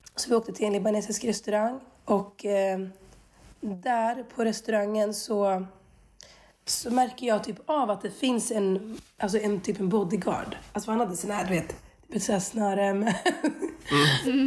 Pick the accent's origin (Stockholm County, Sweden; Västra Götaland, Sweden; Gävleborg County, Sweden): Västra Götaland, Sweden; Skövde; jag är uppvuxen i Skövde